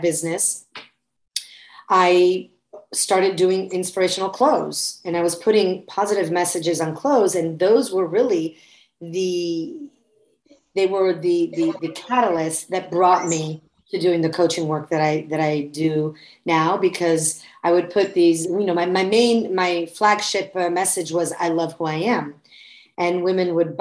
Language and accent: English; Florence, Tuscany, Italy; moved away as an adult; now in United States; So I was born and raised in Florence, Italy. I'm American mother, Italian father